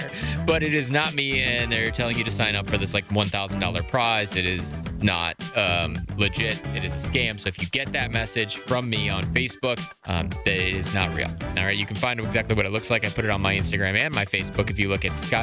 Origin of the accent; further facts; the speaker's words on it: Wheeling, West Virginia, United States; moved away; my hometown of Wheeling